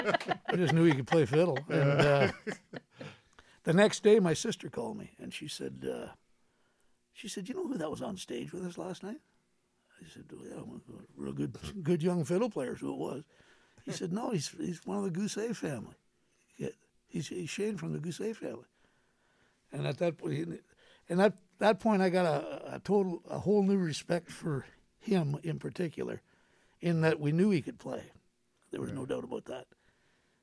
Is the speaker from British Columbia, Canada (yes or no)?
no; Cambridge, Ontario, Canada; also born or lived in Kitchener, Ontario; I was born in Kitchener, raised in Cambridge.